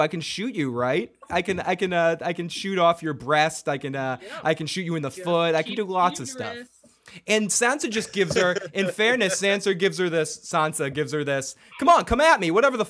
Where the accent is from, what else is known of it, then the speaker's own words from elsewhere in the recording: Boston, Massachusetts, United States; we are from Boston. Boston represent. We are from the Boston area